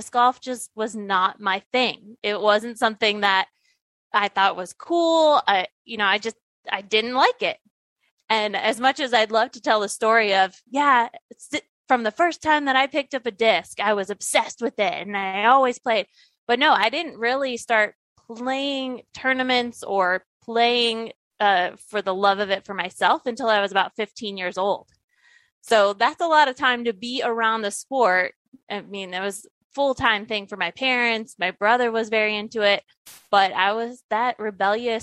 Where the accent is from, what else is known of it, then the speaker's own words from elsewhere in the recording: Ohio, United States; I grew up in Ohio